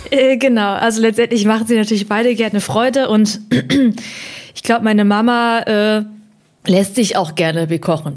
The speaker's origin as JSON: {"language": "German", "town": "Hemsbach", "region": "Baden-Württemberg", "country": "Germany", "tie": "born or raised there", "also_born_or_lived": "Heppenheim, Hesse", "said": "Ich bin geboren in Heppenheim an der Bergstraße auch bekannt als Vettelheim"}